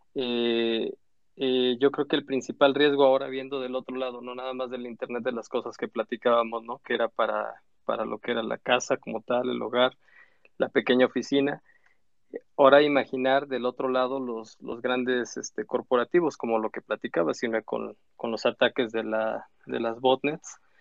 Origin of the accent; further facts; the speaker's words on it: Mexico; como buen mexicano